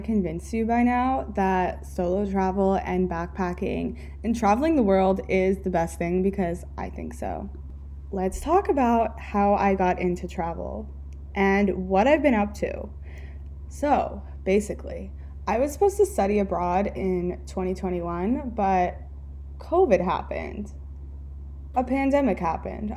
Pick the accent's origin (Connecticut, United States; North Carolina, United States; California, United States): California, United States; moved away as an adult; also born or lived in Pennsylvania / Fort Lauderdale, Florida; I grew up in California